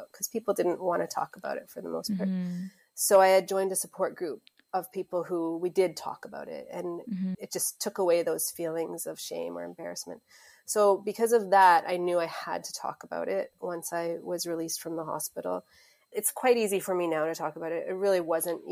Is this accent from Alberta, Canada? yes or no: no; Mississauga, Ontario, Canada; also born or lived in South Africa; I was born in South Africa, but we moved to Mississauga, which is just outside of Toronto, when I was 7 years old. So I grew up in Mississauga